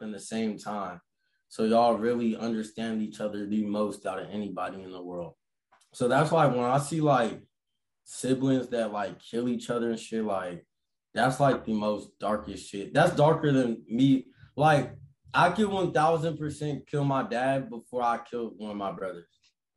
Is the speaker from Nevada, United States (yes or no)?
yes; Las Vegas, Nevada, United States; I grew up in Vegas